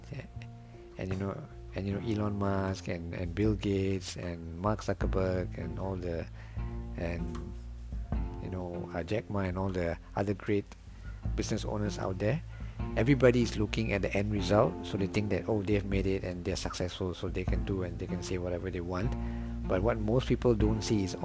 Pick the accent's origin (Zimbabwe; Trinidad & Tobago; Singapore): Singapore; I am from Singapore.